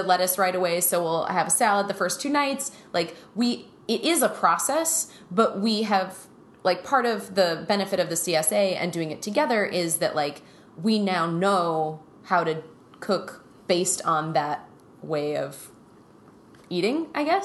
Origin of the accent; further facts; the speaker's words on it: Minnesota, United States; we grew up in Minnesota in the 80s and 90s